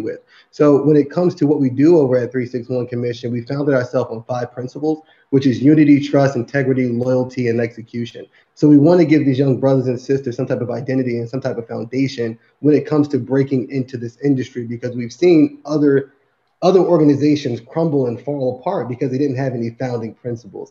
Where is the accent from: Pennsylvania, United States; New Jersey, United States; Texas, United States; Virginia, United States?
New Jersey, United States; Newark; I grew up in the South Side of Newark, New Jersey